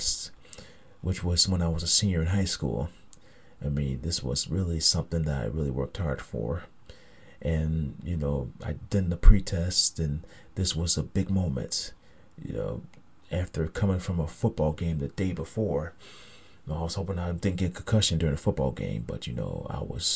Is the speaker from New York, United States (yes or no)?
yes; Niagara Falls, New York, United States; my hometown of Niagara Falls, New York